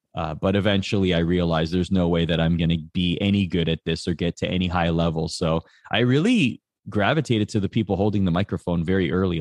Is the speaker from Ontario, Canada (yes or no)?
yes; just outside of Toronto, Ontario, Canada; we grew up just outside of Toronto